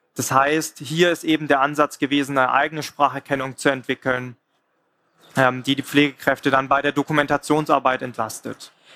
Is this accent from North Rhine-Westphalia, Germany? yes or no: no; Swabia, Baden-Württemberg, Germany; ich komme selber aus dem Schwabenländle